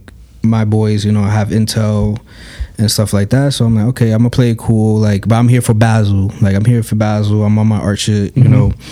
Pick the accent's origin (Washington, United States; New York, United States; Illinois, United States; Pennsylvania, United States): New York, United States; New York City; we're from New York